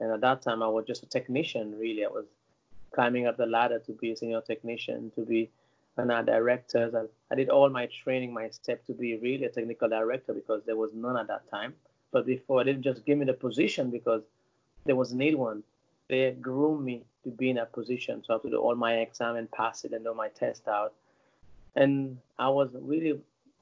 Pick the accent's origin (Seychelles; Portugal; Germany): Seychelles; also born or lived in Italy / London / New York; now in Miami, United States; I'm from Seychelles, which is a small island in the Indian Ocean